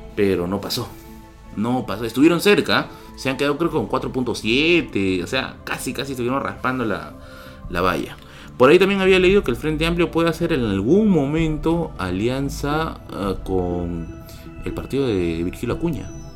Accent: Tacna, Peru; moved away; yo soy de Tacna, yo nacido en Tacna y voy a visitarla cada cierto tiempo.

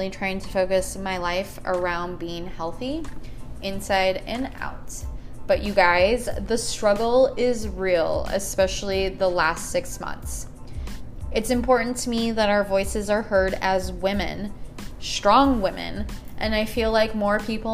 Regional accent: Chicago, Illinois, United States; now in Phoenix, United States; I am also from Chicago, born and raised. We moved to Phoenix in 1999 as well.

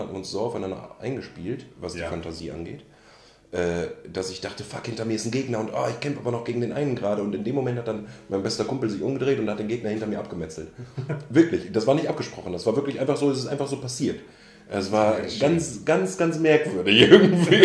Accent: Münster, North Rhine-Westphalia, Germany; ich komme gebürtig und bin auch dort aufgewachsen aus Münster oder aus der Nähe von Münster

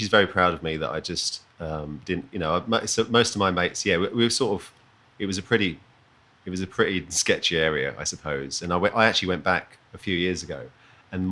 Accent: Deal, South East England, United Kingdom; moved away as an adult; now in Australia; I'm from Kent, a little town called Deal in the southeast of England.

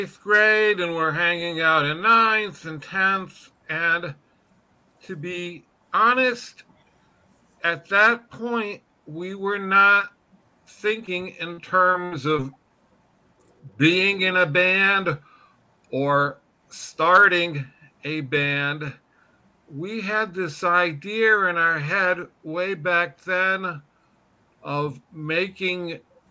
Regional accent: Syracuse, New York, United States; born or raised there; also born or lived in Pittsfield, Massachusetts / White Plains, New York

